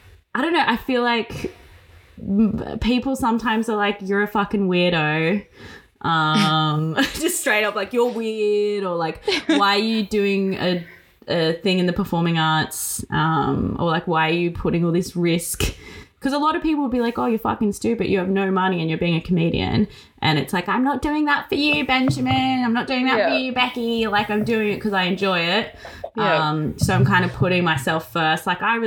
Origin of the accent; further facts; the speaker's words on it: Brunswick, Victoria, Australia; born there; except for that I was born in Brunswick. That's the only thing people expect.